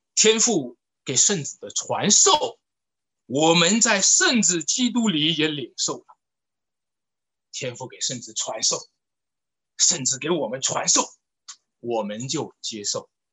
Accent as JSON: {"language": "Chinese", "country": "China", "said": "我们中国人讲的词儿叫做出生入死"}